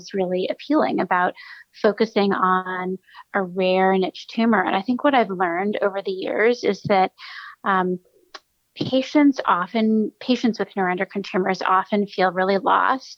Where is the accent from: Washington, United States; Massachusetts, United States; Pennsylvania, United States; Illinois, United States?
Massachusetts, United States; outside of Boston, New England; moved away as an adult; also born or lived in Stanford, California; now in New Haven, United States; I'm originally from New England. I grew up outside of Boston